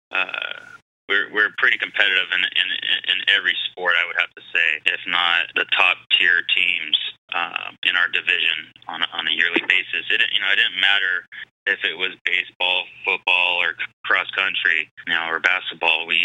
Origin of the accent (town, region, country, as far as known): San Diego, California, United States; born or raised there; moved away as an adult; also born or lived in Phoenix